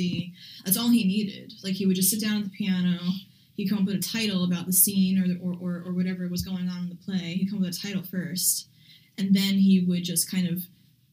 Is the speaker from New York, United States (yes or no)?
yes; New York City, New York, United States; it's my hometown, you know, Shaolin